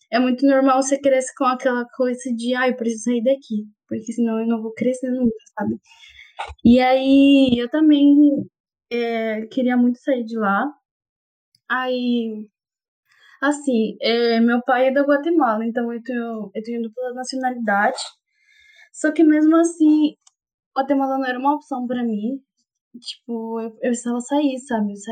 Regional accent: Honduras; Portuguese is a second language; moved away as an adult; now in Catalão, Brazil; eu sou de Honduras

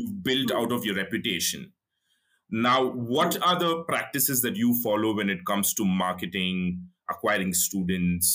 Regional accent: India; as an Indian population

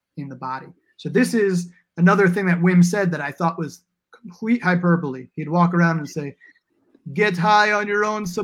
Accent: New York, United States; now in Portland, United States; I grew up in the Lower East Side

